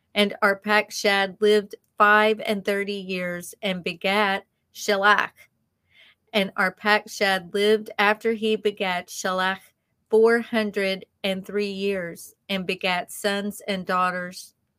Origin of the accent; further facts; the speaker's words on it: the South, United States; accent: southern; our southern accents